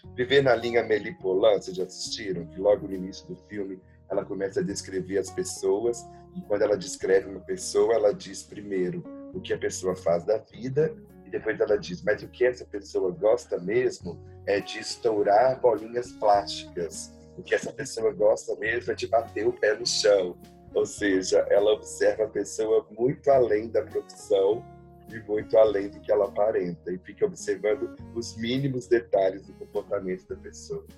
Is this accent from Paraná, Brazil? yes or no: no; São Gonçalo do Rio Abaixo, Minas Gerais, Brazil; now in São Paulo, Brazil; eu fui criado no interior, né, em São Gonçalo do Rio Abaixo